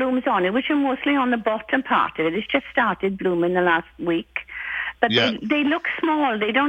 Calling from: Red Deer, Alberta, Canada; I'm phoning from Red Deer.

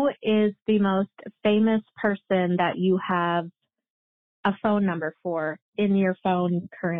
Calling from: Minnesota, United States; I am from Minnesota

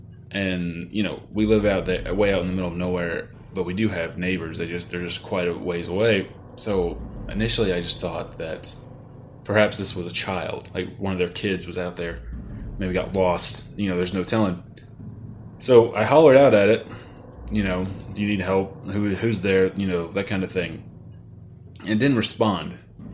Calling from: Dallas, Texas, United States; also born or lived in Missouri; I'm calling you from Dallas, Texas.

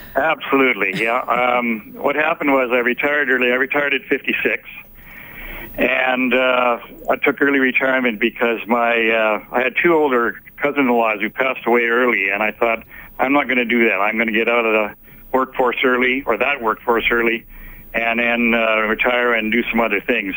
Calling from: Arizona, United States; I'm calling you from Arizona right now, and uh, we live in a gated community here

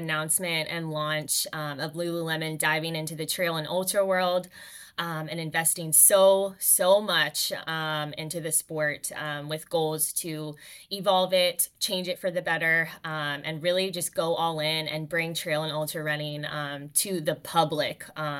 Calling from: Vancouver, British Columbia, Canada; Oh, for sure. Yeah, I'm calling in from beautiful Vancouver, British Columbia right now.

